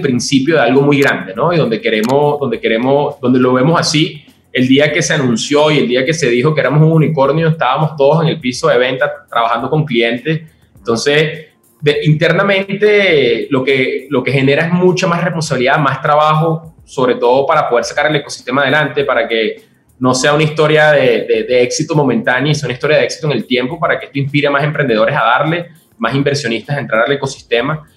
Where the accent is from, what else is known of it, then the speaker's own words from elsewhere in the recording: Venezuela; moved away as an adult; also born or lived in Colombia; now in Mexico; Yo soy venezolano y he estado viviendo por todo el mundo en los últimos 10 años